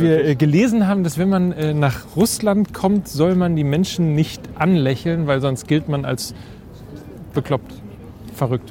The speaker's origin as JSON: {"language": "German", "region": "Hamburg", "country": "Germany", "said": "ich komme aus Hamburg"}